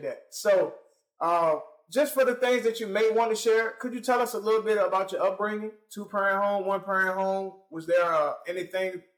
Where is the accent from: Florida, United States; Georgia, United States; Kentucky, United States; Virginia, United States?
Virginia, United States; Richmond; I am from Richmond, Virginia